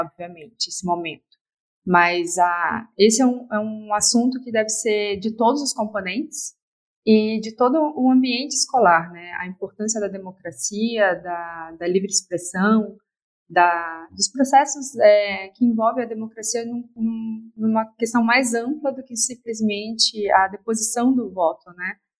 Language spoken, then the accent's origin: Portuguese; Florianópolis, Santa Catarina, Brazil; eu sou de Florianópolis